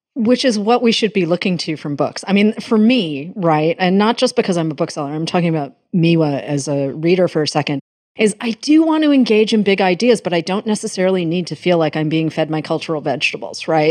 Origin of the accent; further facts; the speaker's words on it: Massachusetts, United States; growing up in Massachusetts